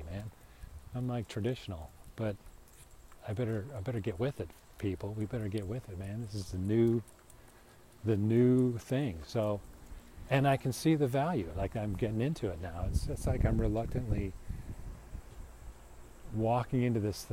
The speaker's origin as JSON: {"language": "English", "town": "Chicago", "region": "Illinois", "country": "United States", "tie": "born or raised there", "said": "I grew up in Chicago"}